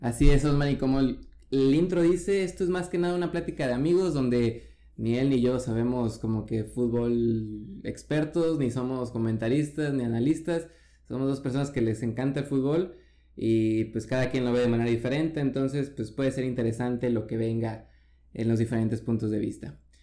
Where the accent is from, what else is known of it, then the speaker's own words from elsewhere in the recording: Mexico; soy mexicano